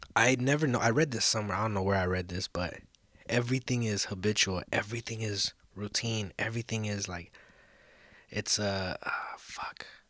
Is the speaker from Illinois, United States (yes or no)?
no; Los Angeles, California, United States; also born or lived in South Central, Los Angeles; I'm originally from East Hollywood. That's where I fucking, that's where I grew up. That's where I was raised.